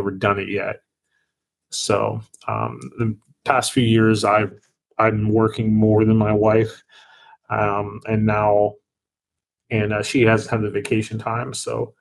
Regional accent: Greensburg, Pennsylvania, United States; Greensburg, which is actually the name of my hometown in Pennsylvania

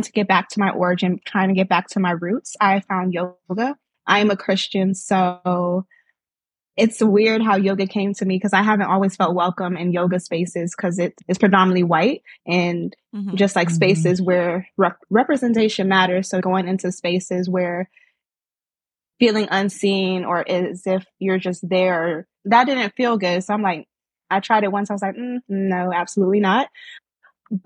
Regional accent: Norfolk, Virginia, United States; I am from Norfolk/Chesapeake, Virginia, with origins from Nigeria. My parents are Nigerian

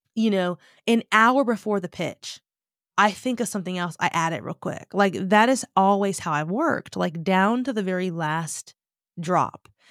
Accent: United States; moved away; I'm black American.

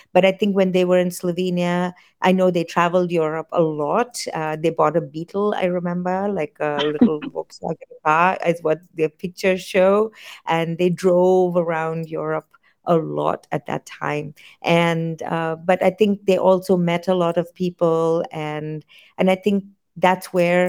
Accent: United States; born there; also born or lived in India; I was born in the United States and I grew up in full periods of time in both countries because my dad's job moved us between the two countries throughout my life till I was 20 years old.

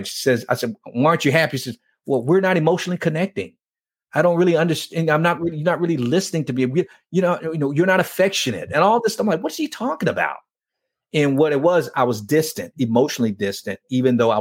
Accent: Miami, Florida, United States; growing up in Miami

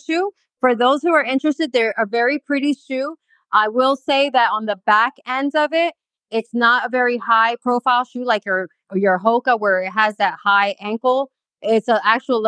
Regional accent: Florida, United States; I'm from Florida

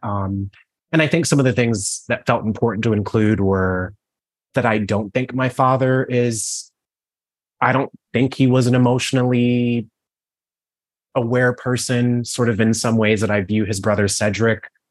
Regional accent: Cleveland, Ohio, United States; I grew up in Cleveland, Ohio.

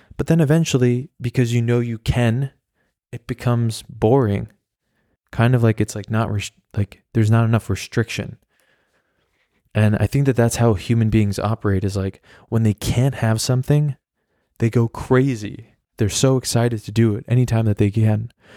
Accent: New York, United States; moved away as an adult; now in Berlin, Germany; I'm from New York

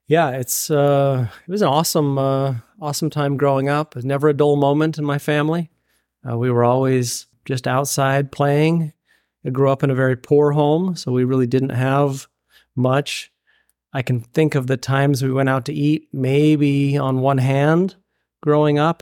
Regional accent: Payson, Utah, United States; moved away as an adult; also born or lived in Indiana; now in Oregon, United States; born and raised in Payson, Utah, small town of about eight thousand

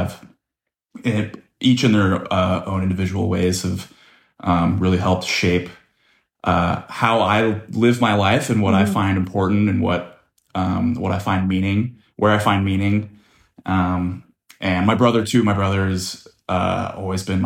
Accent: Dana Point, California, United States; I grew up in Dana Point, California, which is in southern Orange County

